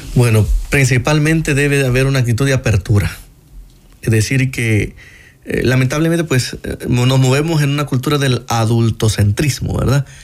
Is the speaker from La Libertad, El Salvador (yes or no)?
yes; San Juan Opico, La Libertad, El Salvador; yo soy de San Juan Opico, eh, eh, San Juan Evangelista Opico